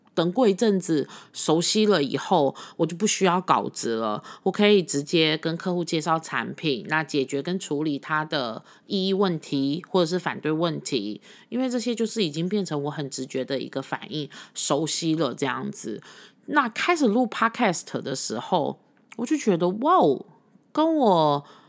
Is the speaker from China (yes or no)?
no; Taipei, Taiwan; also born or lived in Puli; 我是从小在台北长大的